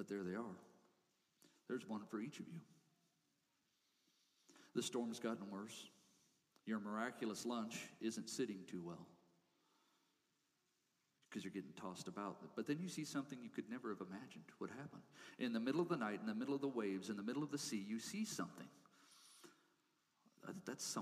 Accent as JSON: {"language": "English", "region": "Colorado", "country": "United States", "tie": "born or raised there", "said": "I grew up in small town Colorado"}